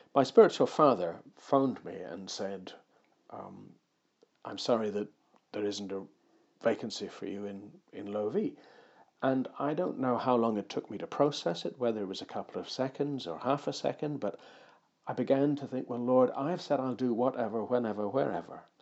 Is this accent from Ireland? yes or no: yes; Ireland; moved away; also born or lived in Suffolk; I was born in Ireland